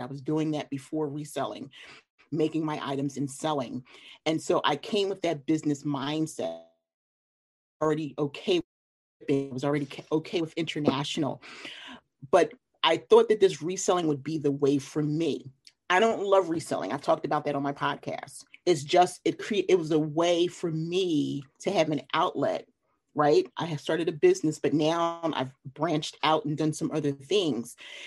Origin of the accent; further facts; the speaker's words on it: Philadelphia, Pennsylvania, United States; also born or lived in Delaware; now in North Carolina, United States; from Philly